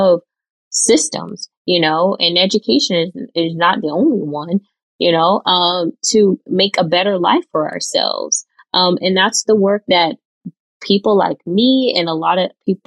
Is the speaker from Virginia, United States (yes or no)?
no; Florida, United States; my home state. I'm biased, out of Florida